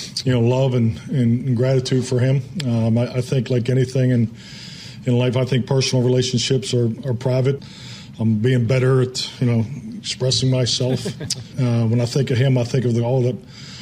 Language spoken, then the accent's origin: English; Pittsburgh, Pennsylvania, United States; moved away as an adult; also born or lived in Green Bay / Dallas; growing up in Pittsburgh